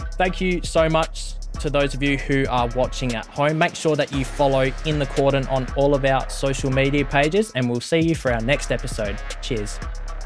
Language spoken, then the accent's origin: English; South Australia, Australia; I'm South Australian